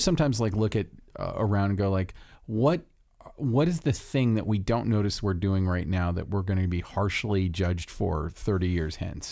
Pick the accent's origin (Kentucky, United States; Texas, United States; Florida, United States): Florida, United States; I'm from Florida